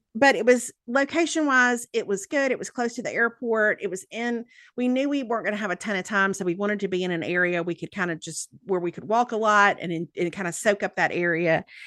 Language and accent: English; the South, United States; accent: Southern